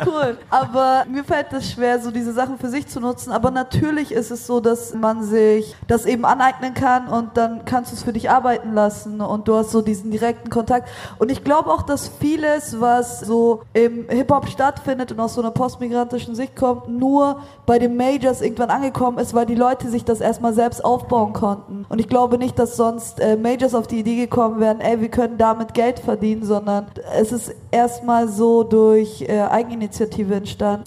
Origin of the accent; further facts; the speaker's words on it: Munich, Bavaria, Germany; moved away as an adult; also born or lived in Berlin; now in Vienna, Austria; komme eigentlich aus München, wohne in Wien